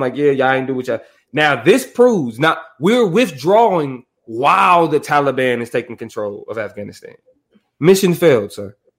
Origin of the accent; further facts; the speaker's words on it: United States; I'm an American citizen